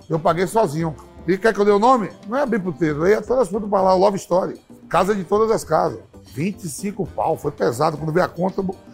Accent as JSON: {"language": "Portuguese", "region": "Bahia", "country": "Brazil", "said": "O Galícia da Bahia, sou baiano."}